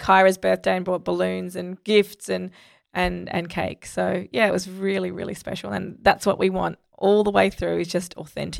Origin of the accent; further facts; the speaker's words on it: Sri Lanka; I grew up in Sri Lanka